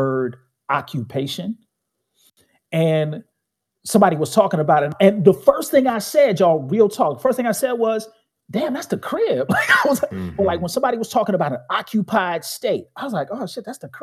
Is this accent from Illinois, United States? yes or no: yes; Chicago, Illinois, United States; Born and raised in Chicago, south side of the city